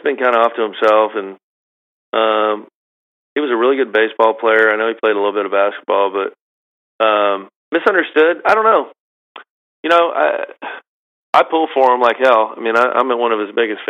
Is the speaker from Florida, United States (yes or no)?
yes; Milton, Florida, United States; we're all from Milton